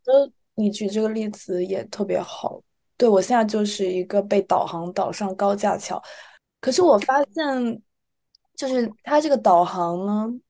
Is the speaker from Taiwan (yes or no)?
no; China; moved away; 什么朋友啊都在国内，所以，而且从小在那个环境下长大